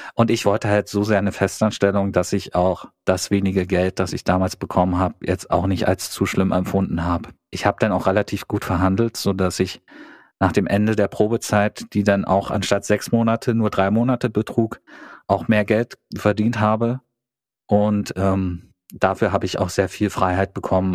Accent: East Germany, Germany; moved away; ich komme aus dem Osten

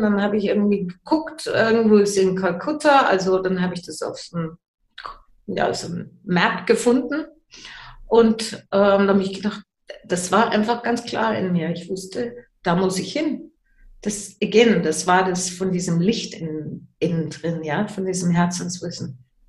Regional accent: Germany; moved away; also born or lived in English-speaking countries; Ich bin in Deutschland geboren, deswegen erinnere ich mich noch an die deutsche Sprache.

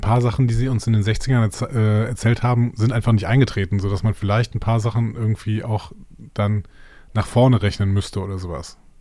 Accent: Cologne-Bonn Bay, North Rhine-Westphalia, Germany; Köln, in der Köln-Bonner Bucht.

